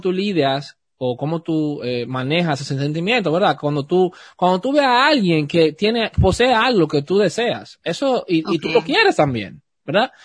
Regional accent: Dominican Republic; Yo soy dominicano, mi familia también es dominicana

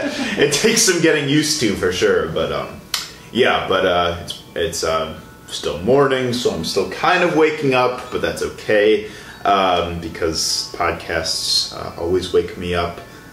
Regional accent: Tinley Park, Illinois, United States; I'm from Chicago as well.

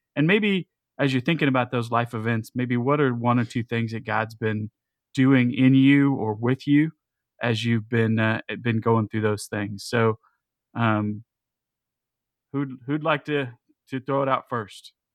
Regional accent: United States; especially as American Christians

